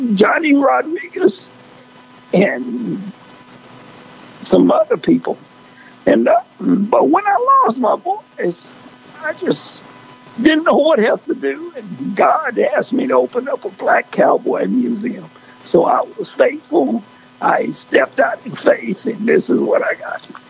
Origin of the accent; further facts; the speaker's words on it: El Campo, Texas, United States; I grew up in El Campo, Texas